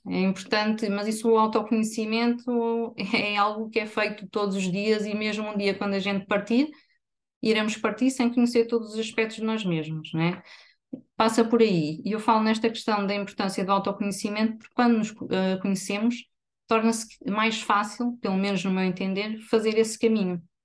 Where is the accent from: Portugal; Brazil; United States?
Portugal; Viseu, Centro; moved away as an adult; now in Aveiro, Portugal; sou natural de Viseu